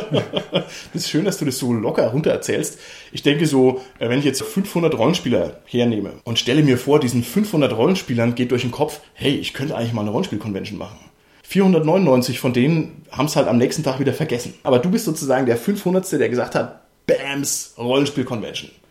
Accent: Southern Germany, Germany; Wir sind eigentlich aus Süddeutschland

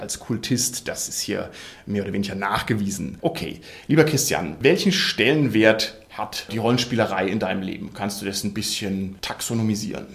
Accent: Bavaria, Germany; hier bei uns in Bayern

